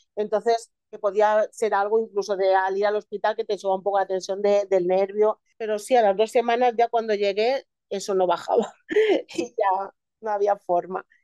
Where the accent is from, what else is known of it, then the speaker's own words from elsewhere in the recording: Elche, Valencian Community, Spain; yo soy de Elche